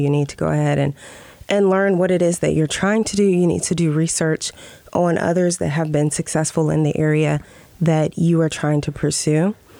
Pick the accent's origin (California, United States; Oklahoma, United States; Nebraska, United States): Nebraska, United States; also born or lived in Spain; I am from Nebraska. The first several years of my life were in Spain. Okay. I am a military brat.